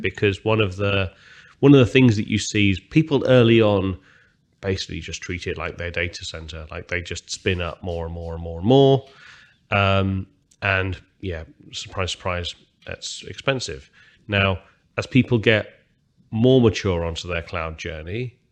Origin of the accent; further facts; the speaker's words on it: United Kingdom; I'm, I'm British, as most people can hear from my language